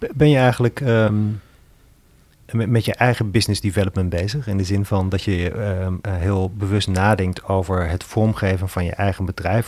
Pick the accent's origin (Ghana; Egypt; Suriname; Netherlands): Netherlands; Zwolle, Overijssel; now in Breda, Netherlands; ik ben natuurlijk zelf een Zwollenaar. Ik heb hier twintig jaar gewoond